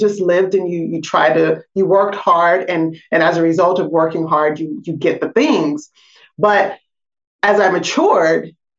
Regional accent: Portland, Oregon, United States; You know, I grew up in Portland, Oregon.

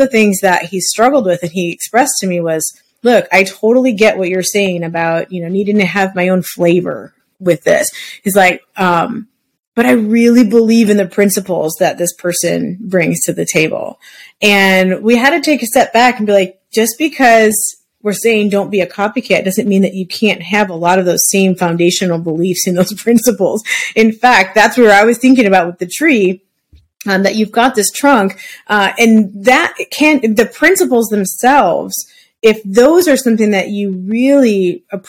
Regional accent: Midwest, United States; now in Arizona, United States; I'm actually from the Midwest and I grew up with trees in our backyard and stuff

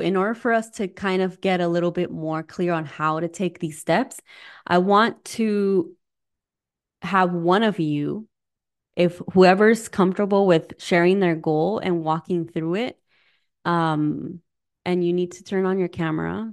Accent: Arizona, United States; moved away as an adult; also born or lived in Southern California / California; now in Midwest, United States; I'm originally from Arizona, was born in California.

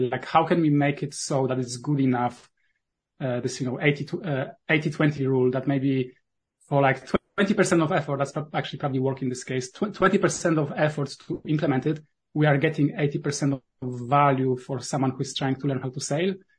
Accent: Poland; accent: Polish; first language Polish; English is a second language; my native language is polish

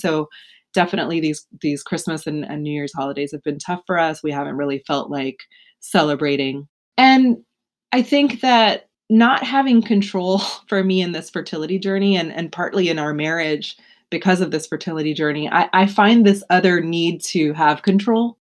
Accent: Houston, Texas, United States; moved away as an adult; now in Baltimore, United States; I was born in Houston, raised in Houston

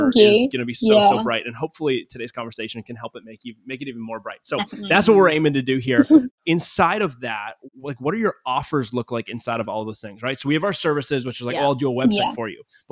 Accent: Canada; now in United States; not being an American, I'm from Canada, but living in America now

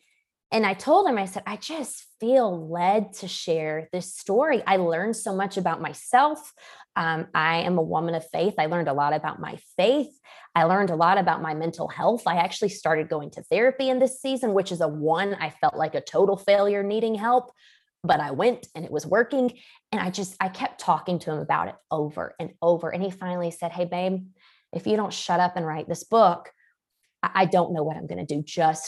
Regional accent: Georgia, United States; I come from Georgia and in the good old South, most women are married by 21, 2 or 3 kids by 25.

